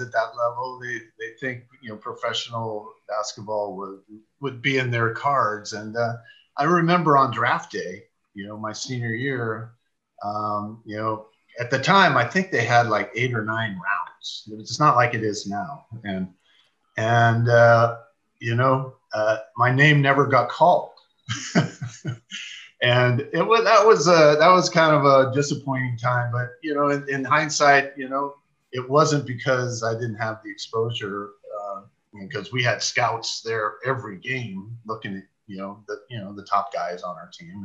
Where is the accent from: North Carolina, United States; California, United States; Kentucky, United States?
California, United States; San Mateo; I grew up in San Mateo